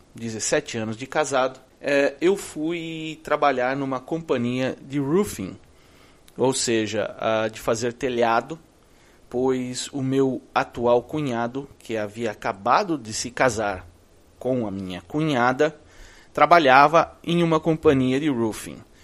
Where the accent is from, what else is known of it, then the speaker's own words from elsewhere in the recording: Brazil; moved away as an adult; also born or lived in Orlando, United States; now in Orlando area, United States; Eu vim de lá do Brasil em 2005.